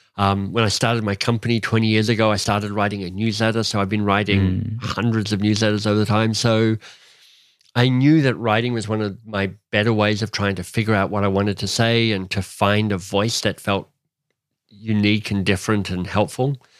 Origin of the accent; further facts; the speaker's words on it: Australia; now in Canada; I was born in Australia, but I was born to a British father